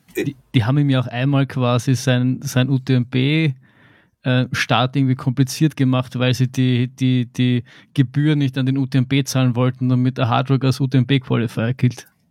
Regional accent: Vienna, Austria; ein Kind aus Wien Favoriten, was soll ich machen? Ich, ich bin nicht in die Berge aufgewachsen

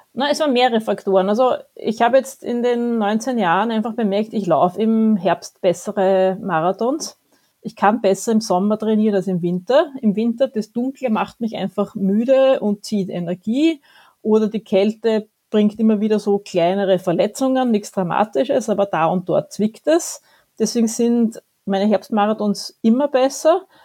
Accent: Vienna, Austria; als Wienerin

